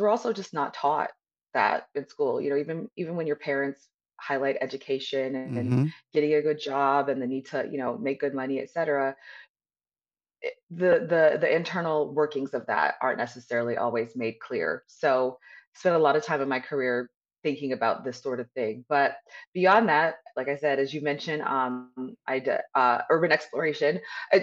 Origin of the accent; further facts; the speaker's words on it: Southern California, United States; I was born and raised in Southern California